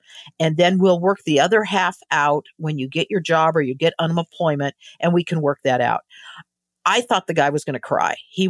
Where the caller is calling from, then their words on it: Baja California, Mexico; Well, I'm calling in right now from Baja California. We're about an hour south of the border.